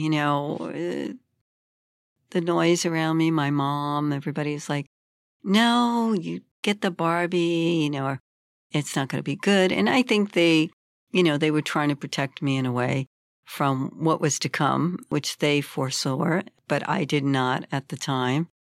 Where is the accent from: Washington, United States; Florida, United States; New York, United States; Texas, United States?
New York, United States; New York City; I grew up in Brooklyn, which was a very difficult time in history in America and a very violent place.